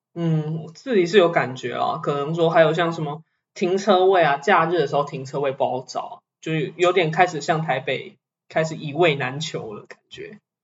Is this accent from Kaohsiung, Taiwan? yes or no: no; Taichung, Taiwan; 我作为一个台中人二十几年了